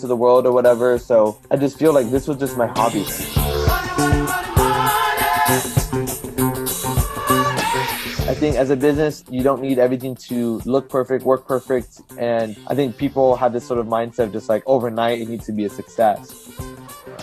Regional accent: California, United States; also born or lived in Houston, Texas; I was born in Houston, lived there for about a year. Folks came over to California

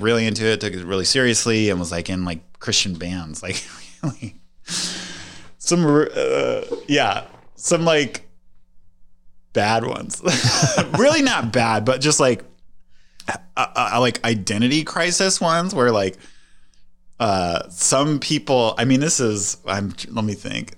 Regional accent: Las Vegas, Nevada, United States; I grew up in Las Vegas, Nevada

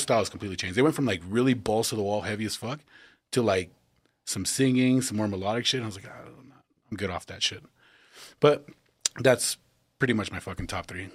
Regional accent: El Paso, Texas, United States; we all realize we're from Texas

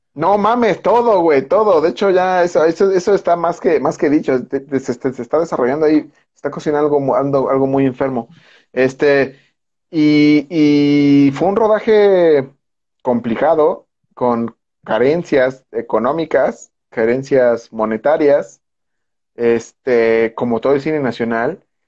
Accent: Mexico; somos mexicanos

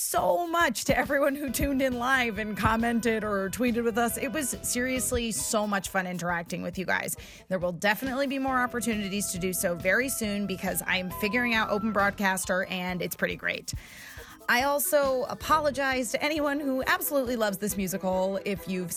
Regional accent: Australia; accent: Australian; my Australian accent

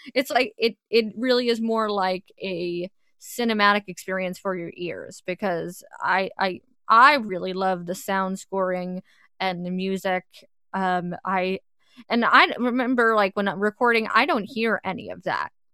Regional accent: suburbs of New York, United States; I grew up right out, right outside the city. If anyone asks, I'm from New York, but really I'm from the suburbs of New York

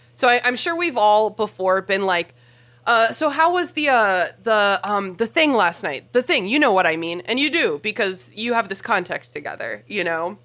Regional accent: Mid-Atlantic United States, United States; mid-Atlantic uh, Americans

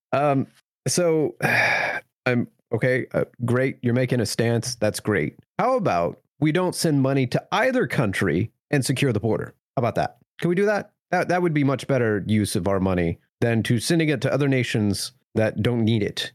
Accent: United States; as an American

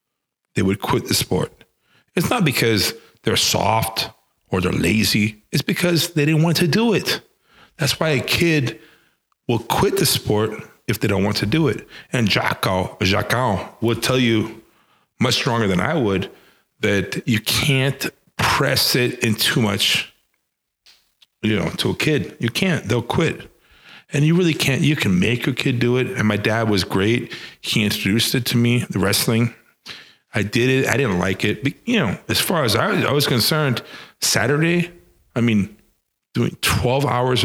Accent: Panama; also born or lived in Venezuela; But I grew up in Panama, and I grew up in Venezuela. Specifically in Panama, in Central America, in 1989, it was in junior high.

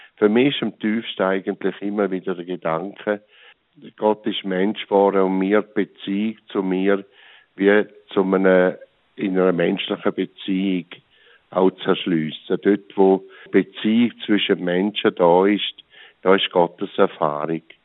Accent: St. Gallen, Switzerland; ich bin auf dem Land aufgewachsen, im Rheintal.

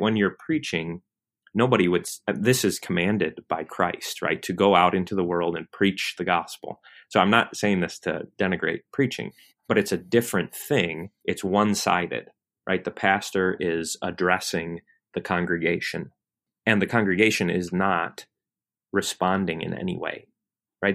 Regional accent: Michigan, United States; now in Kentucky, United States; I grew up in Michigan

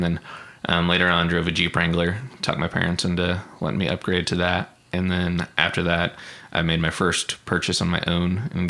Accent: Stillwater, Oklahoma, United States; everyone in Stillwater they either have like farms or big trucks and things like that. So that's kind of something that we grew around in high school.

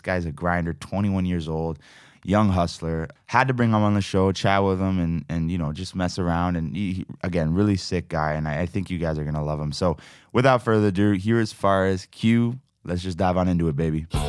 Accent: Toronto, Ontario, Canada; I'm from Toronto

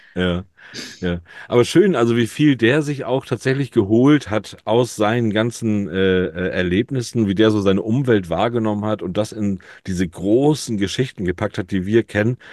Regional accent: Hamburg, Germany; als Hamburger Jung bin ich froh

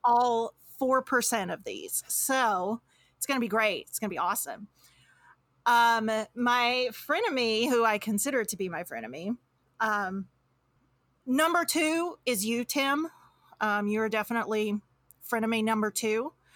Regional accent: Louisiana, United States; now in Washington, United States; I'm actually from Louisiana originally

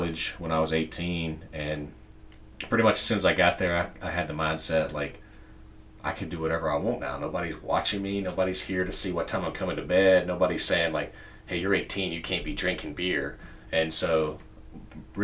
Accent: Spartanburg, South Carolina, United States; the church I grew up in here in Spartanburg

